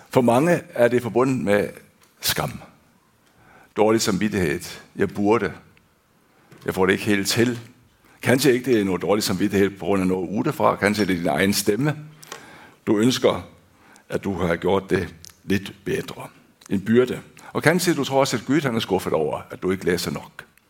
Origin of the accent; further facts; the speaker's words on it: Denmark; now in Hånes, Norway; Jeg er født og opvokst i Danmark